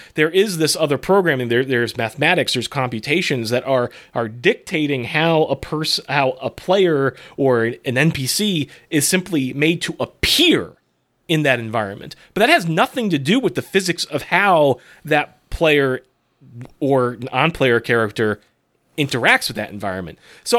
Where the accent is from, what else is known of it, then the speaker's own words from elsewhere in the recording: West Springfield, Massachusetts, United States; You may have passed my hometown on the Mass Pike on the way there. West Springfield, exit 4.